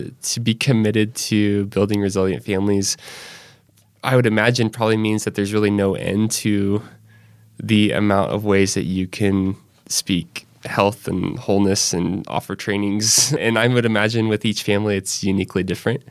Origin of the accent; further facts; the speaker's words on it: Northwest Arkansas, United States; I grew up there